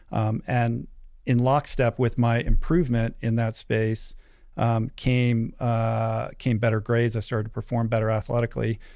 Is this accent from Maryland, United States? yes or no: no; Washington, District of Columbia, United States; moved away as an adult; also born or lived in California; I grew up in Washington, D C, so traveled three thousand miles away to go to school